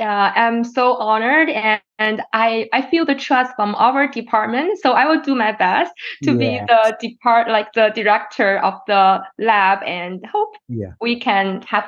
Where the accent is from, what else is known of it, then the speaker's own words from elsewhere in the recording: Beijing, China; English is a second language; moved away as an adult; now in United States; I grew up in Beijing, which is the capital city of China